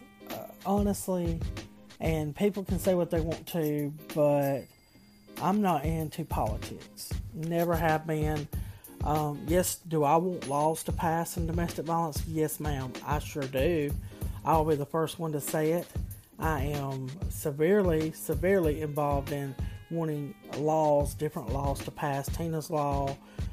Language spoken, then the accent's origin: English; the South, United States; I am from the South. Being in the South